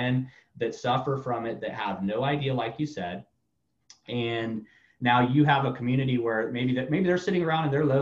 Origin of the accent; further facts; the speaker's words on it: Tampa, Florida, United States; moved away as an adult; also born or lived in Orlando, Florida / Miami, Florida; now in Tulsa, United States; I grew up basically in Tampa, Orlando. I ran every street in Florida growing up